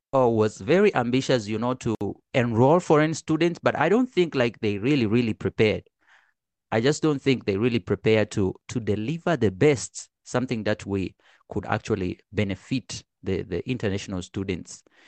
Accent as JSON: {"language": "English", "region": "Arusha", "country": "Tanzania", "tie": "born or raised there", "moved": "yes", "lives_now": "China", "said": "I'm from Tanzania. I was born in Arusha."}